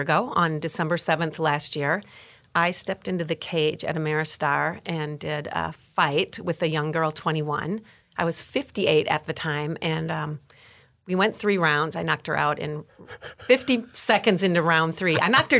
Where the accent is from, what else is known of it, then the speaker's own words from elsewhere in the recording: Wisconsin, United States; We call Wisconsin whiskey.